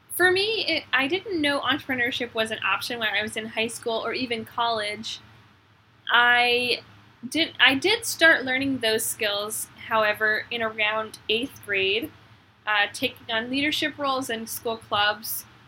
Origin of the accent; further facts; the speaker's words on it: Arkansas, United States; I grew up in Arkansas